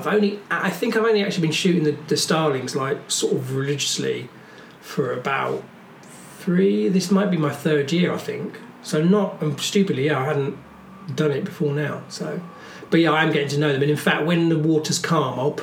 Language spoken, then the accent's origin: English; Folkestone, South East England, United Kingdom; also born or lived in Ashford / Margate / London; now in Brighton, United Kingdom; I was born in Ashford's William Harvey Hospital, but then I grew up in Folkestone in Kent